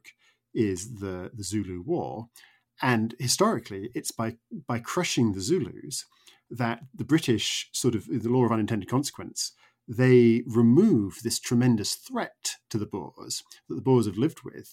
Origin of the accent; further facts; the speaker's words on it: suburban town north of New York, United States; now in United Kingdom; I grew up in America and I lived for 10 years in a sort of suburban town just north of New York